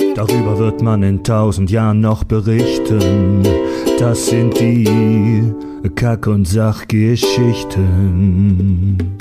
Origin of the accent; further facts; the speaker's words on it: Stuttgart, Baden-Württemberg, Germany; moved away; ich komme ja aus der Ecke